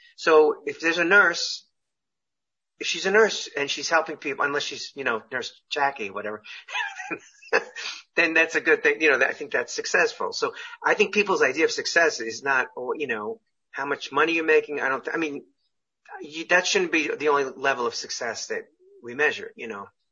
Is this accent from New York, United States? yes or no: yes; Syosset, New York, United States; moved away as an adult; now in California, United States; where I grew up in Long Island